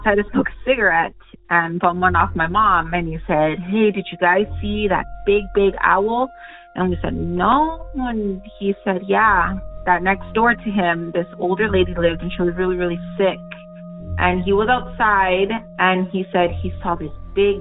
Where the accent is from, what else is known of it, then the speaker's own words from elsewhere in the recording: Texas, United States; I'm from Texas